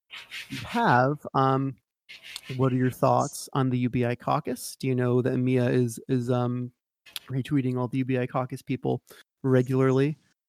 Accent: New York, United States; Sorry, I'm from New York.

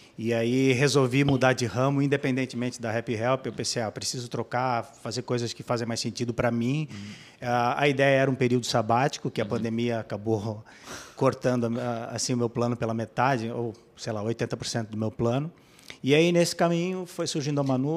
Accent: Blumenau, Santa Catarina, Brazil; Eu, eu sou de Blumenau

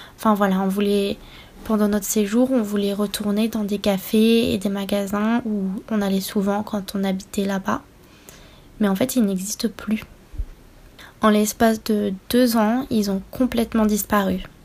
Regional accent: France; j'ai grandi en France et je suis française

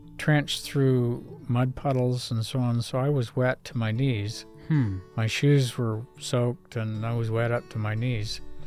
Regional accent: Northern California, United States; moved away as an adult; also born or lived in Oregon / upstate New York; I grew up in Northern California at PUC

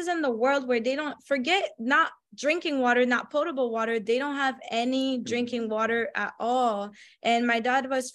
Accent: France; moved away; I come from France, so I come from another developed country

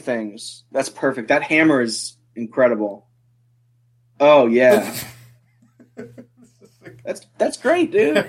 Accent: Harrisonburg, Virginia, United States; Harrisonburg, Virginia. {S0} Harrisonburg, Virginia. {S1} Rural Virginia. It's a college town

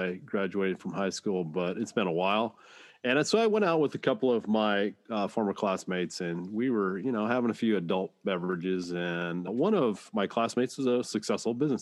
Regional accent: Dayton, Washington, United States; I'm in Washington State, and it's close by my hometown of Dayton, where I went to high school

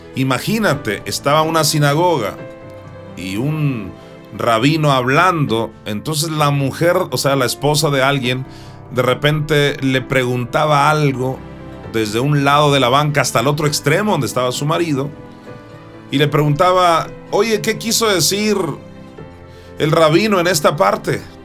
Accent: Juan José Ríos, Sinaloa, Mexico; en Juan José Río, Sinaloa, donde yo nací

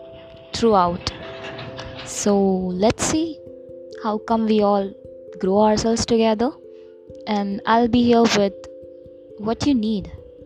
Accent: India; Hi there guys … from India

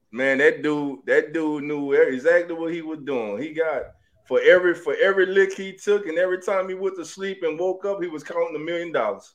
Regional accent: New Orleans, Louisiana, United States; now in Dallas, United States; I'm from New Orleans.

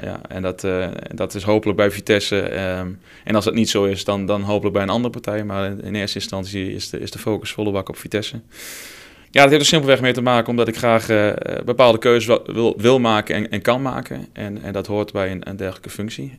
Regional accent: Twente, Overijssel, Netherlands; accent: Twente; moved away as an adult; also born or lived in Deventer / Arnhem; Afkomstig uit het mooie Twente, dat ga je ongetwijfeld horen naar mijn accent

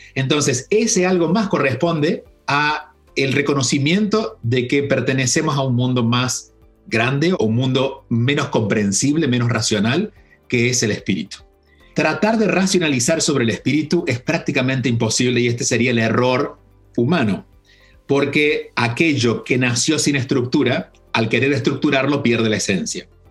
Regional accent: a small town in Córdoba, Argentina; moved away as an adult; si bien nací en Córdoba, en la capital, nací en la capital porque en el pueblo donde vivió mi familia y viví de niño y viví hasta los 17 años, era muy pequeño, eran 2.000 habitantes

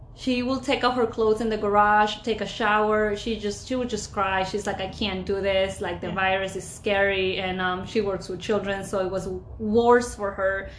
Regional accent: Ecuador; moved away; born and raised in Ecuador

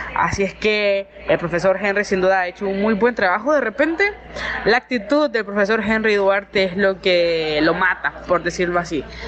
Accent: Nicaragua; como nicaragüense

